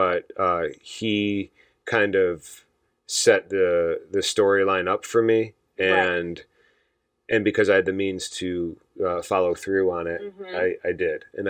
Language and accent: English; Buffalo, New York, United States; I'm from Buffalo, New York